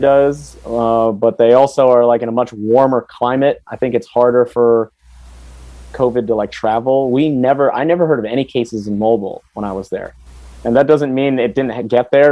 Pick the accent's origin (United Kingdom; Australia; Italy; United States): United States; Silver Spring, Maryland; moved away as an adult; also born or lived in Washington D.C.; now in Philippines; like Washington D.C. is where I was born, but I grew up in Silver Spring, Maryland